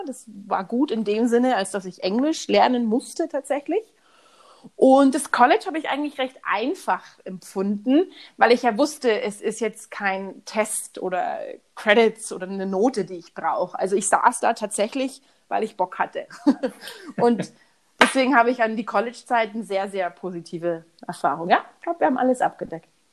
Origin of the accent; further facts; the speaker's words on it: Munich, Bavaria, Germany; moved away as an adult; also born or lived in Houston, Texas; ich bin aus München